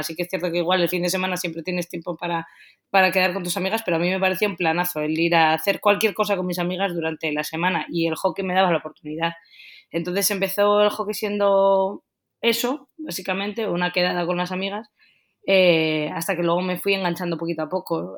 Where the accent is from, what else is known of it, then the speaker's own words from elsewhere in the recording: Getxo, Basque Country, Spain; moved away as an adult; also born or lived in Bilbao / Madrid / Barcelona / Germany; nosotros somos de los alrededores, somos de Guecho. Eh, hemos vivido toda la vida aquí